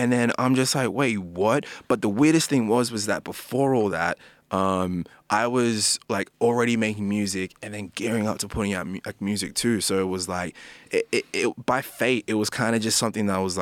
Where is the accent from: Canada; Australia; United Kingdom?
Australia; Sydney, New South Wales; also born or lived in New Zealand / Ghana (ancestry); From New Zealand, we actually came to Parra. So I grew up. So kind of grew up most of my life there. Then like Glenwood, Blacktown is like the area that I was always in.